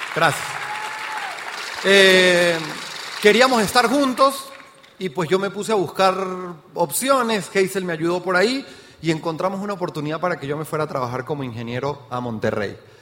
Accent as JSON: {"language": "Spanish", "region": "Mérida", "country": "Venezuela", "tie": "born or raised there", "also_born_or_lived": "Caracas, Venezuela / Trinidad and Tobago", "accent": "Venezuelan", "moved": "as an adult", "lives_now": "Mexico", "said": "ya escuchó mi acento, soy venezolano de nacimiento, porque ya soy mexicano también, ¿no? Y nací en Mérida, Venezuela, me fui a Caracas a trabajar"}